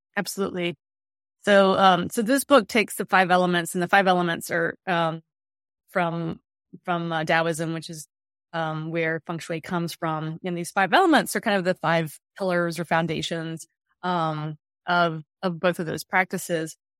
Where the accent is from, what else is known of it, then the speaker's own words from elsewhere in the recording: the South, United States; I grew up in the South.